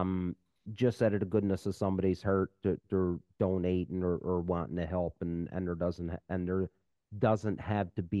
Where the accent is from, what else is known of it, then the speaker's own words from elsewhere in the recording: Canada; I'm just a Canadian.